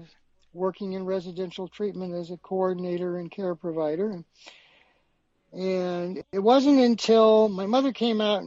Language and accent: English; St. Louis, Missouri, United States; my hometown of St. Louis